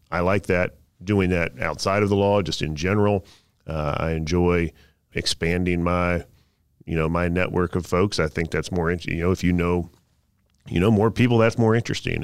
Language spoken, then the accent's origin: English; Southern Pines, North Carolina, United States; I grew up in Southern Pines, North Carolina, next to Pinehurst